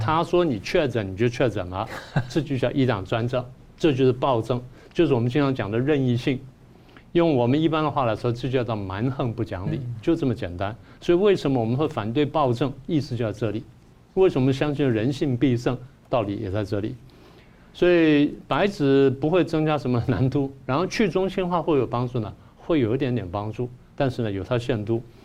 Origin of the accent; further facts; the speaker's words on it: Taiwan; 我们台湾人